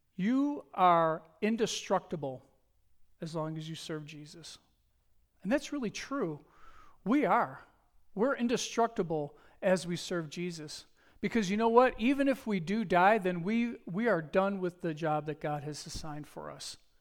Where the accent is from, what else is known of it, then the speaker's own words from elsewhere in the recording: Buffalo, New York, United States; I'm from Buffalo, New York.